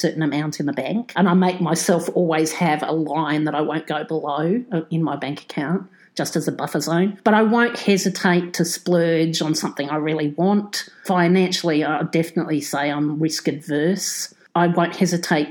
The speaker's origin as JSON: {"language": "English", "town": "Canberra", "region": "Australian Capital Territory", "country": "Australia", "tie": "born or raised there", "moved": "yes", "lives_now": "Sydney, Australia", "said": "Born and bred in Canberra. I live in Sydney."}